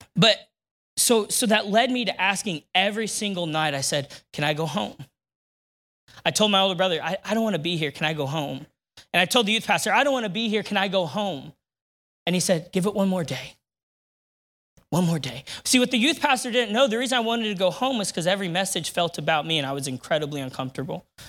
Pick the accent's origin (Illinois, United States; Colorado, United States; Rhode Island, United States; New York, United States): Illinois, United States; Neoga; now in Decatur, United States; I grew up in Neoga, Illinois